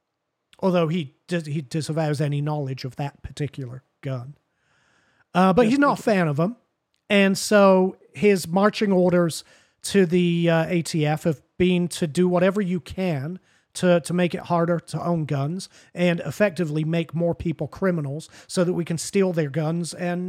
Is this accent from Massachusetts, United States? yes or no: yes; Martha's Vineyard, Massachusetts, United States; Listen, I'm from Martha's Vineyard. What can I say?